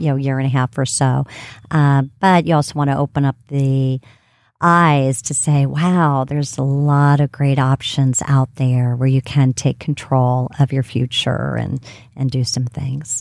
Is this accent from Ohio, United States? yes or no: yes; Ohio, United States; now in Atlanta, United States; Miami, Ohio, which is my home state